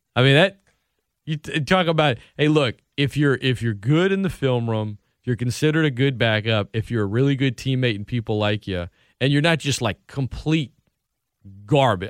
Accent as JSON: {"language": "English", "town": "Lafayette", "region": "Louisiana", "country": "United States", "tie": "born or raised there", "also_born_or_lived": "Opelousas, Louisiana / New Orleans, Louisiana"}